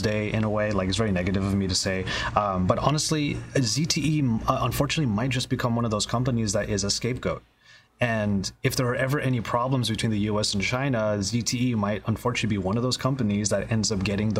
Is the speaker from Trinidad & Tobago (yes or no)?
no; Philippines; as a Filipino